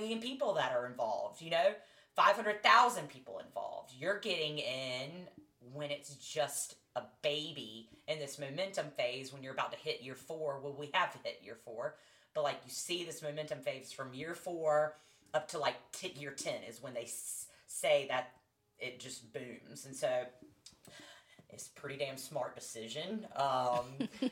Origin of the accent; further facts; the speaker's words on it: North Carolina, United States; I'm from North Carolina